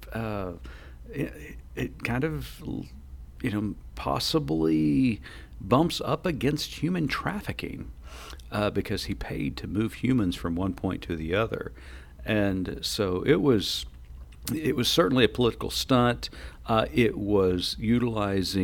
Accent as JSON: {"language": "English", "region": "Oklahoma", "country": "United States", "said": "I'm from Oklahoma"}